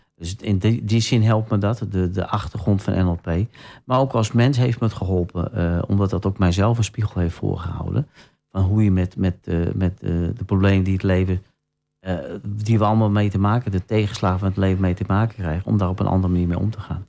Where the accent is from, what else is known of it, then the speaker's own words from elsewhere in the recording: Sneek, Friesland, Netherlands; also born or lived in Den Helder / Bodegraven; now in Almelo, Netherlands; ik ben een Fries van oorsprong, ik ben in Sneek geboren.